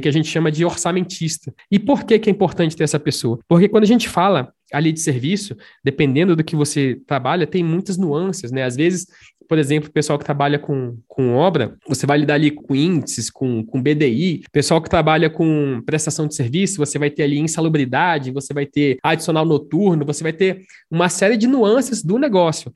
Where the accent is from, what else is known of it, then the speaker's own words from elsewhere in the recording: Brasília, Federal District, Brazil; Sou de Brasília.